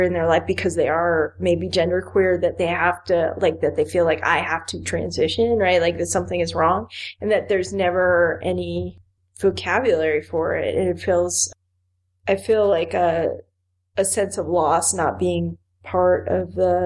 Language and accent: English; Miami, Florida, United States; moved away; I grew up in Miami.